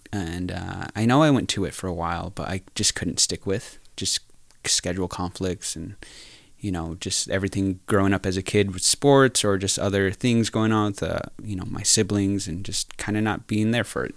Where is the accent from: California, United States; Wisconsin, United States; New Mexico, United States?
New Mexico, United States; moved away as an adult; now in North Dakota, United States; I grew up in New Mexico, uh, part of the, part of the Navajo Nation, the Diné people.